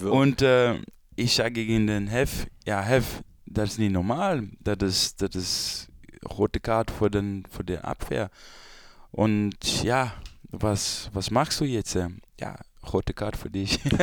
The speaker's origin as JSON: {"language": "German", "country": "Brazil", "also_born_or_lived": "Belgium", "second_language": "German", "moved": "yes", "said": "Brasilien ist meine Heimat"}